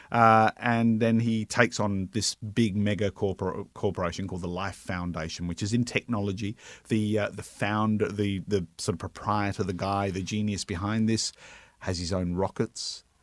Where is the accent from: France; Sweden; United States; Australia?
Australia; Brisbane, Queensland; now in Melbourne, Australia; I grew up in Brisbane